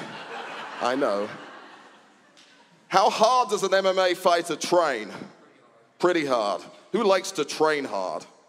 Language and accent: English; United Kingdom; I was born in Britain.